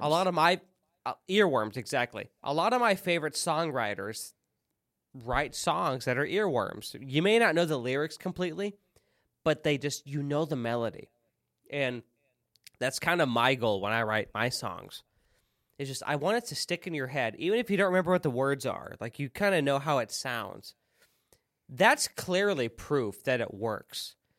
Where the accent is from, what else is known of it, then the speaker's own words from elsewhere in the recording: central Illinois, United States; moved away; also born or lived in the South (US); in a small town, central Illinois. I left, moved to the South.